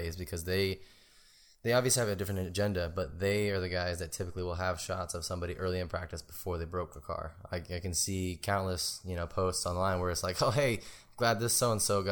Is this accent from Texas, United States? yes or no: yes; Texas, United States; moved away; I'm from Texas, and I came up here because the car culture was kind of dead down there at the time.